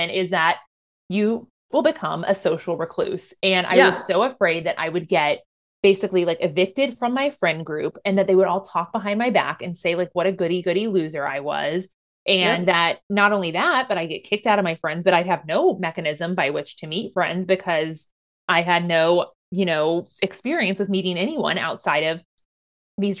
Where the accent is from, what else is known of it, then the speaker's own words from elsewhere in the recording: Midwest, United States; moved away; coming from middle of nowhere, Midwestern podunk country town